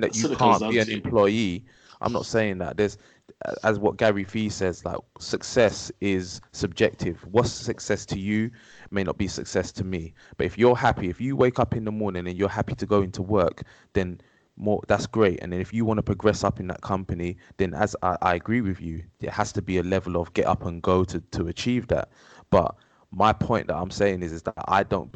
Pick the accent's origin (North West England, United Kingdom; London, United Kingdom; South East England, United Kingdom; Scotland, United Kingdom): London, United Kingdom; I'm eldest of 3. So we lived in a small house. I'm from Wood Green, North London.